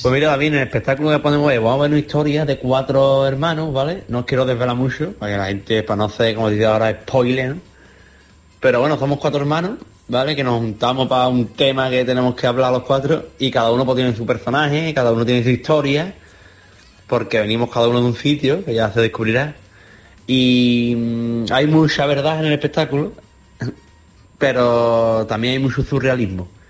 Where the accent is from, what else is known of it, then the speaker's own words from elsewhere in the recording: Andalusia, Spain; somos cuatro andaluces